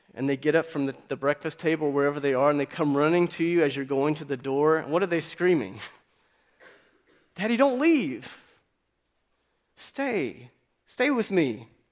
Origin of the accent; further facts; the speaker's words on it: Appalachian Mountains, United States; I grew up in the Appalachian Mountains